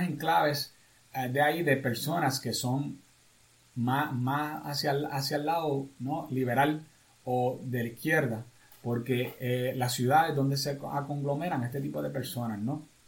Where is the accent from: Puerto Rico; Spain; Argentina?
Puerto Rico; ya somos más puertorriqueños en Estados Unidos